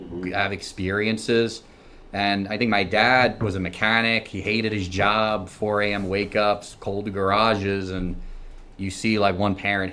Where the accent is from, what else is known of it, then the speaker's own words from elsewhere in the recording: Garden City, New York, United States; I'm from Garden City, Long Island, New York. Grew up there